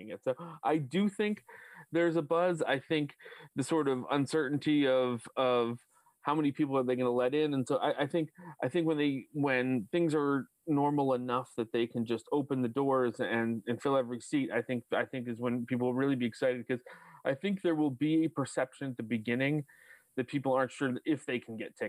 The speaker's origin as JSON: {"language": "English", "town": "Westborough", "region": "Massachusetts", "country": "United States", "tie": "born or raised there", "said": "I grew up in Westboro"}